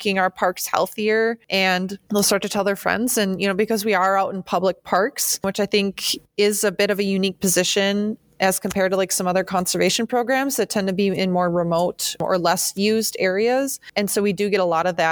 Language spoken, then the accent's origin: English; Shawano, Wisconsin, United States; moved away as an adult; also born or lived in Eau Claire, Wisconsin / Oregon; now in Green Bay, United States; I'm originally from Shawano, Wisconsin, which is actually just 40-ish minutes north of Green Bay